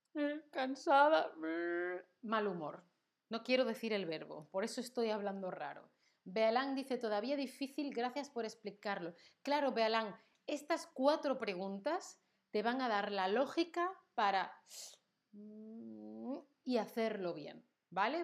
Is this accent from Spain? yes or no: yes; Spain; soy española todo el tiempo